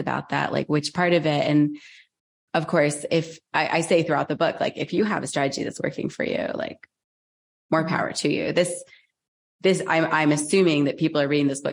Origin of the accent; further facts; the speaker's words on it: United States; I grew up in America. I'm an American. I live in the Northeast